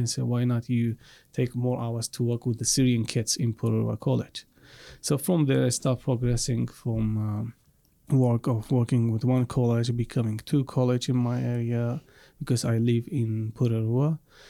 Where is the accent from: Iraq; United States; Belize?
Iraq; moved away; And I, by the way, I come from Iraq. And from Iraq also I'm from Assyrian community.